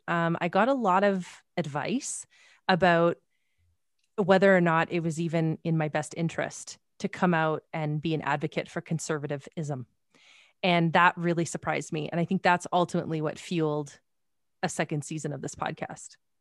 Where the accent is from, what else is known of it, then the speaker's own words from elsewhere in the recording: Canada; I'm Canadian